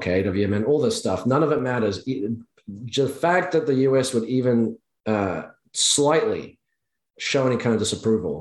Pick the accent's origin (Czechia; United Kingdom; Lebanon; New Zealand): New Zealand; I'm from New Zealand